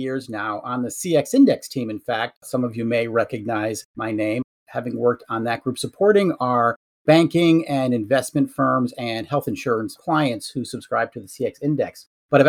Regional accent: Western Massachusetts, United States; I grew up and live in Western Massachusetts

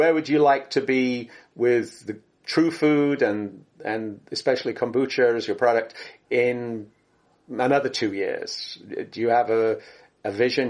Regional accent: England, United Kingdom; now in California, United States; I grew up in England where Marmite originated

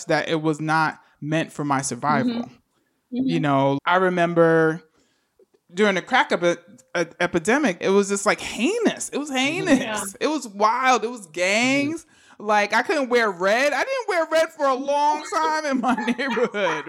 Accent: New York City, New York, United States; I was growing up in the Bronx, you know, during the crack epidemic

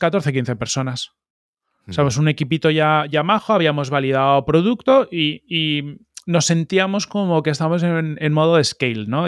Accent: Madrid, Community of Madrid, Spain; also born or lived in Palma de Mallorca / Arenys de Mar; estuve hasta los siete años en, en de Mar y luego ya nos mudamos a Madrid

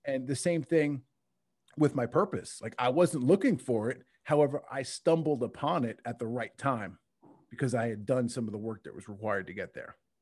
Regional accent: Long Island, New York, United States; I, I grew up in, uh, Long Island, New York

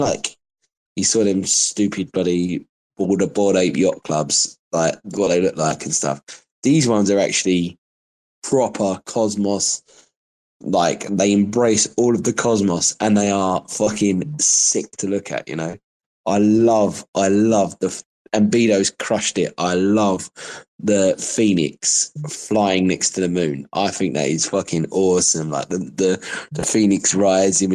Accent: United Kingdom; I'm proper British, bruv, right? I used to have a caravan in Whitstable, which is a seaside town in Kent

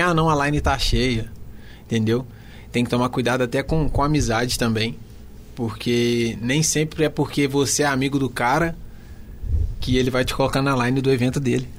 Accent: Contagem, Minas Gerais, Brazil; sou lá de Contagem

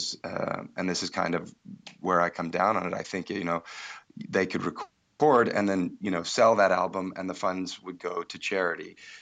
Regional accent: India; also born or lived in Ireland; I grew up in India, but also my parents are from the West, and I grew up kind of in an ashram, a boarding school, learning kirtan music in India, but my parents were based in Ireland

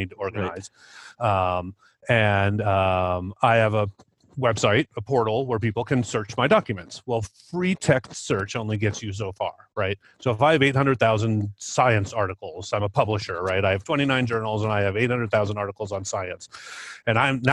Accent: Cedar Rapids, Iowa, United States; now in Albuquerque, United States; I grew up in Eastern Iowa in Cedar Rapids and spent plenty of time in Iowa City

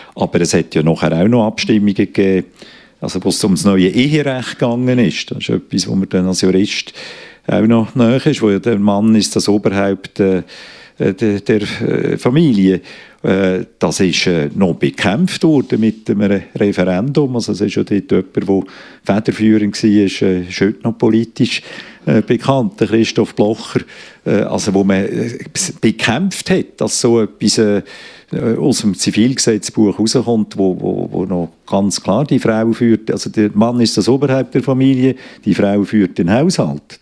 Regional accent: Switzerland; bei uns in der Schweiz

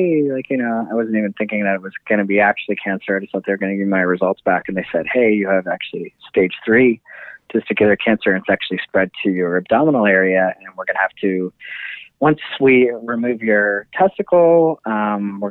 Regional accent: Canada; now in New York, United States; I'm Canadian

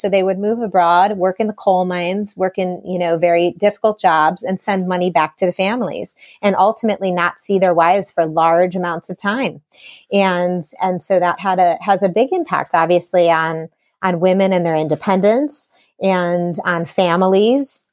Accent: Chicago, Illinois, United States; I grew up in Chicago

